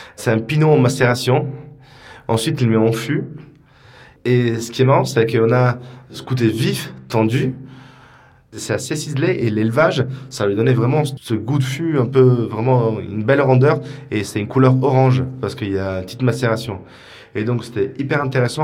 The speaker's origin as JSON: {"language": "French", "town": "Isola della Scala", "region": "Veneto", "country": "Italy", "moved": "yes", "lives_now": "Paris, France", "said": "je viens d'une région euh, qui est la Vénitie, donc c'est la région de Venise, dans un petit village qui s'appelle Isola della Scala"}